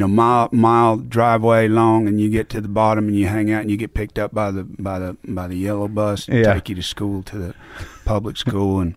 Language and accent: English; Templeton, California, United States; I grew up in Templeton, California